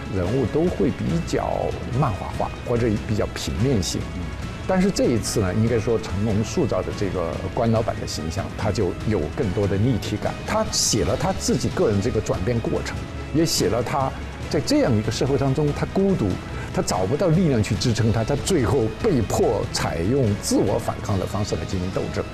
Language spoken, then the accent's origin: Chinese; China; 我们中国人